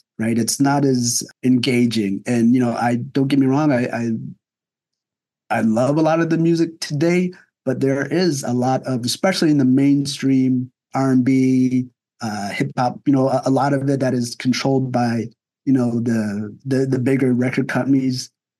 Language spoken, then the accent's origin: English; New Jersey, United States; And, you know, and I grew up in New Jersey, so I had some friends of that culture.